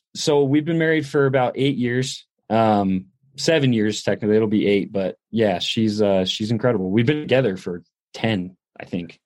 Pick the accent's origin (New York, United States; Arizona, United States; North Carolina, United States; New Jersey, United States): New York, United States; upstate; also born or lived in Middletown, New York; I grew up in upstate New York